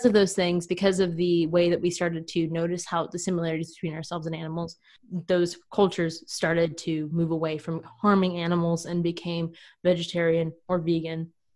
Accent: United States

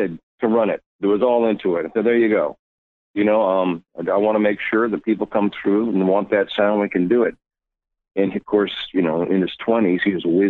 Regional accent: San Jose, California, United States; I actually grew up right where I'm at, talking to you right now in, it's San Jose, California

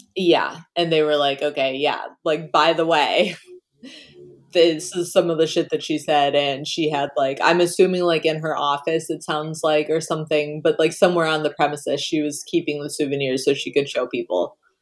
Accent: Michigan, United States; now in Wisconsin, United States; I grew up in Michigan where we drink pop. I now live in Wisconsin where they drink soda

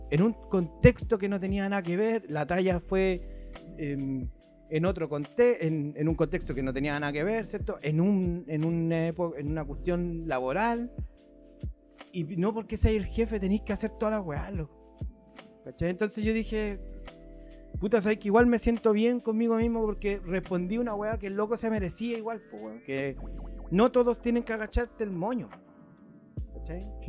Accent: Argentina; No, porque soy un argentino, me creo boludo.

